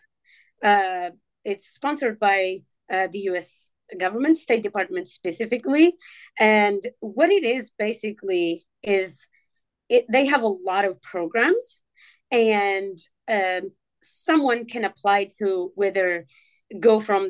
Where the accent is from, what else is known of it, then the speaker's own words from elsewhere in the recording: Morocco; English is a second language; moved away as an adult; now in Kansas City, United States; Originally, I am from Morocco, and that is in North Africa